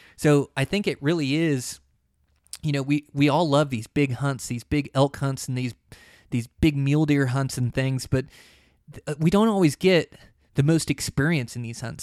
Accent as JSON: {"language": "English", "region": "Montana", "country": "United States", "said": "my home state of Montana"}